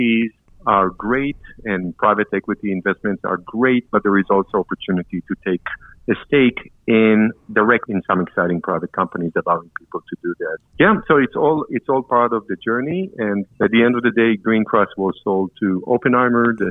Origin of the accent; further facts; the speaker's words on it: Israel; moved away as an adult; now in New York, United States; Israeli, started my training in the Israeli capital market